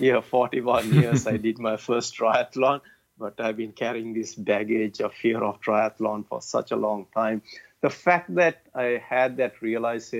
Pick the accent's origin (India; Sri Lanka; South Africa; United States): Sri Lanka; born or raised there